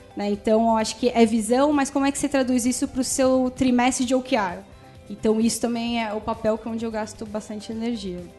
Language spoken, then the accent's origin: Portuguese; São Paulo, Brazil; Eu sou aqui de São Paulo